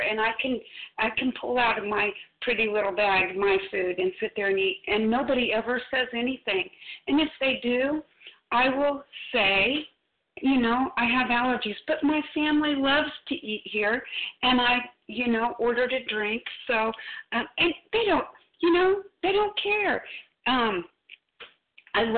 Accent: Missouri, United States; I'm from Missouri. I'm just a redneck

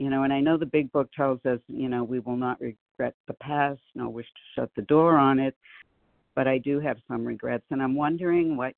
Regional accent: Boston, Massachusetts, United States; now in Oregon, United States; I'm in my 70s and it's been a joy. And I am from Boston. I live in Oregon now, but I'm from Boston

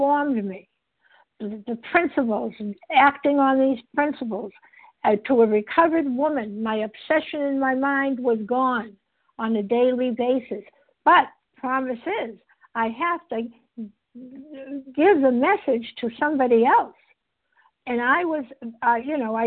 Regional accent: Massachusetts, United States; I'm not from Canada, I'm from Massachusetts

